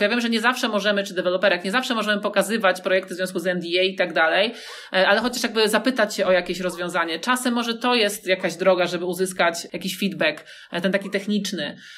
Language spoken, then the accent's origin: Polish; Łódź, Łódź Voivodeship, Poland; ja jestem z Łodzi